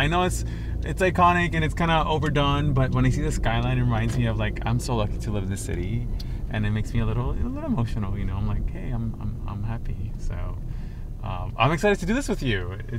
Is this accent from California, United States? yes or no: yes; Los Angeles, California, United States; we had family in South LA, South Central LA to be exact. So, yeah, I grew up in West Adams at the tip of Mid-City.